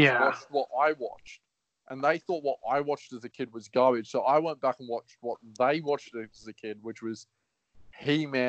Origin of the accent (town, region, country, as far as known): Australia